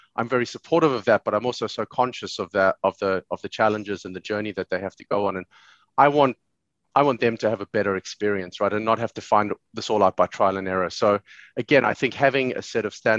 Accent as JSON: {"language": "English", "country": "South Africa", "tie": "born or raised there", "moved": "yes", "lives_now": "Dublin, Ireland", "said": "I live in Dublin now, but I grew up in South Africa in the 80s and the 90s"}